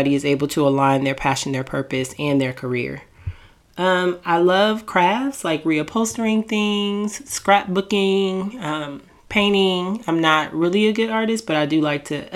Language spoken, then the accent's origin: English; Portland, Oregon, United States; moved away as an adult; also born or lived in the South / Washington, District of Columbia, United States; now in Maryland, United States; I was born in the South. I moved to DC before I was even 1 year old. And then I moved to Portland, Oregon when I was about 10 years old